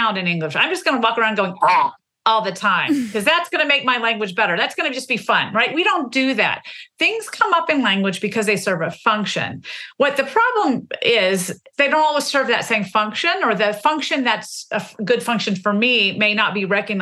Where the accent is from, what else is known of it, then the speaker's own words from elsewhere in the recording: the South, Southern United States, United States; the way I mark myself as different as a Southerner is through my language. I never want to be misconstrued as a Northerner, and therefore I'm going to say y'all as much as I want.